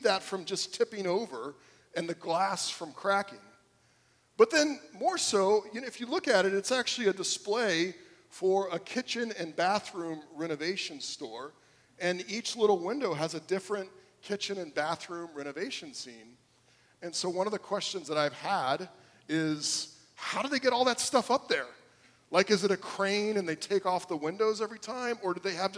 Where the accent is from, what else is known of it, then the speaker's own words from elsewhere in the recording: South Florida, United States; I grew up here in South Florida